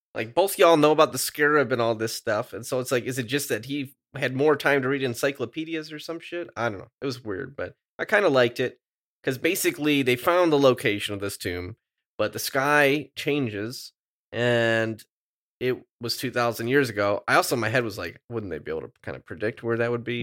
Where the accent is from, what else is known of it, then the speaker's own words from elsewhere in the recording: Midwest, United States; I'm from the Midwest